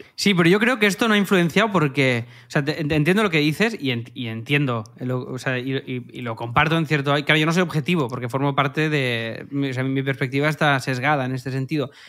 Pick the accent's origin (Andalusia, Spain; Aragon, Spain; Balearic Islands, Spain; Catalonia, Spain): Catalonia, Spain; Cerdanyola del Vallès; en mi pueblo